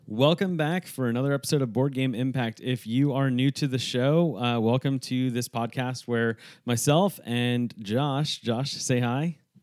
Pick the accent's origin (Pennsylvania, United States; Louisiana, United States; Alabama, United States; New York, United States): New York, United States; also born or lived in Northeast; now in Texas, United States; a New Yorker who lives in Texas